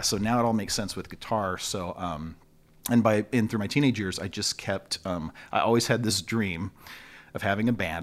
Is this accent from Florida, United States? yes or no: no; Long Beach, California, United States; also born or lived in Torrance, California; born in Torrance, California, but, uh, raised in Long Beach